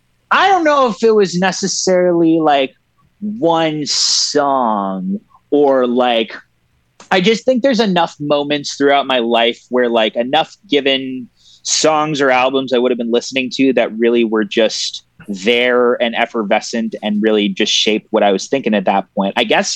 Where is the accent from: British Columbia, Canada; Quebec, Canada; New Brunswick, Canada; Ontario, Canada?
Ontario, Canada; Toronto; Born and raised in Toronto.